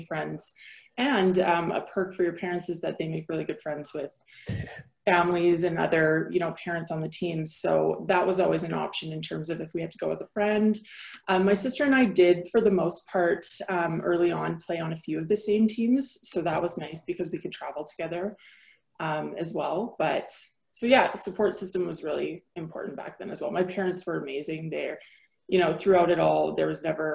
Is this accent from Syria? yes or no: no; Picture Butte, Alberta, Canada; moved away as an adult; also born or lived in Antigonish, Nova Scotia / Vancouver; now in Calgary, Canada; born and raised small town girl.